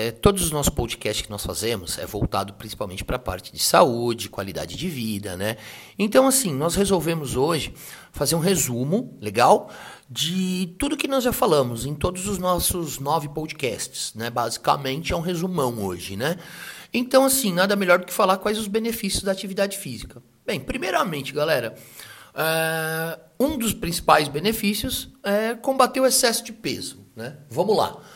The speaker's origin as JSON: {"language": "Portuguese", "region": "São Paulo", "country": "Brazil", "said": "Assim, nós somos da região do ABC né?"}